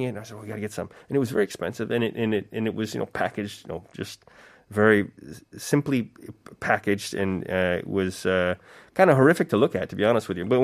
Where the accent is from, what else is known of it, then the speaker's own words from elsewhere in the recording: Lake Erie, Ontario, Canada; also born or lived in Korea; now in South Korea; I grew up on the Great Lakes in Canada, mm-hmm. uh, Lake Erie